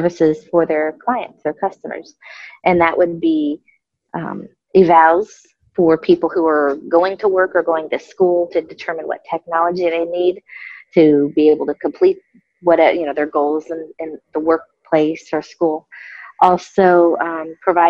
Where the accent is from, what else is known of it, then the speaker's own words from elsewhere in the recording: Florida, United States; now in Illinois, United States; I'm from Florida